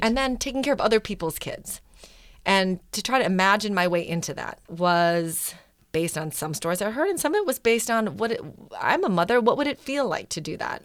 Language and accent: English; Wisconsin, United States; also born or lived in Manila, Philippines; I was born in Manila, but grew up in Wisconsin